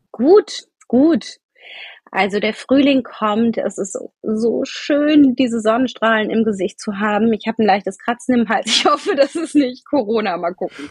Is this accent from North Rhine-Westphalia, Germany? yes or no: yes; Wuppertal, North Rhine-Westphalia, Germany; moved away; also born or lived in Munich / Rosenheim; Ich komme ursprünglich aus Wuppertal.